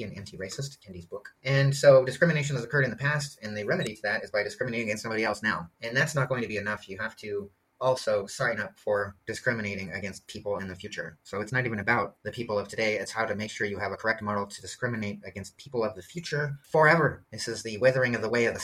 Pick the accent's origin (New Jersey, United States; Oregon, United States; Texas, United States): Oregon, United States; Portland; moved away; my hometown of Portland